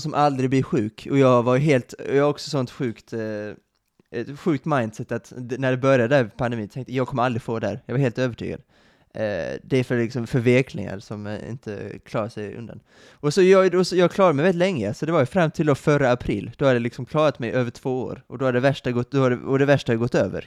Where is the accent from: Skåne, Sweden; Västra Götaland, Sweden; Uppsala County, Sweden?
Skåne, Sweden; Kristianstad; moved away as an adult; now in Lund, Sweden; mina hemtrakter i Kristianstad